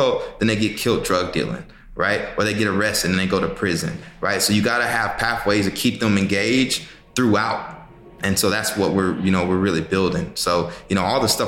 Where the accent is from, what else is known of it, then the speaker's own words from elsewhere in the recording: Texas, United States; my time growing up in Texas